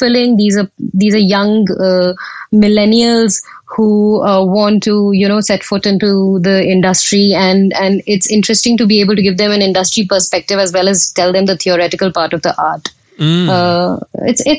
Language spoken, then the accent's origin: English; India; accent: Indian; moved away as an adult; now in United Kingdom; I am Indian, and I moved to the UK over a decade ago when I got married to my husband. And back in India, I was a journalist and a radio presenter